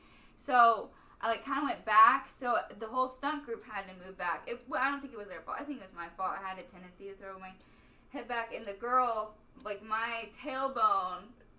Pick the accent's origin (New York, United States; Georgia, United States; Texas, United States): Texas, United States; Stephenville; Stephenville. Sorry, Stephenville.